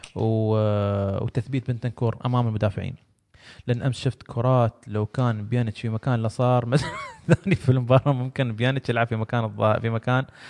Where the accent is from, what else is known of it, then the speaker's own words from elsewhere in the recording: United Arab Emirates; عندنا في الامارات